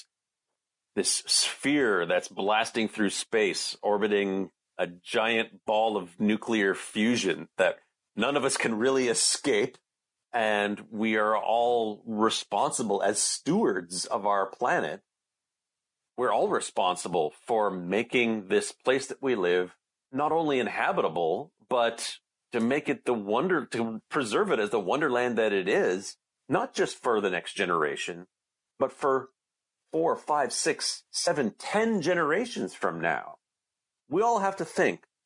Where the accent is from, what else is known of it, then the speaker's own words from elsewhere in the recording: Canada; I'm from Canada. I'm not American